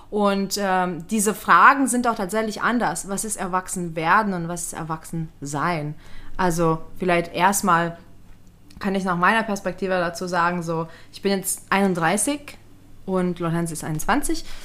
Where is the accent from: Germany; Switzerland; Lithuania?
Lithuania; moved away; weil ähm, ich bin als Kind in Litauen aufgewachsen und wir hatten sowas nicht wie WGs.